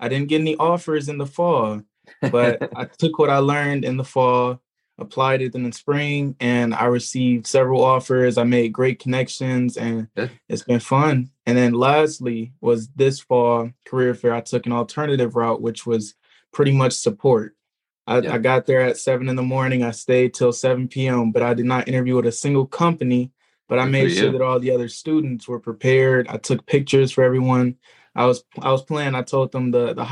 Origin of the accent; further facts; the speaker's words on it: Southfield, Michigan, United States; I'm coming from Southfield, Michigan, right next to Detroit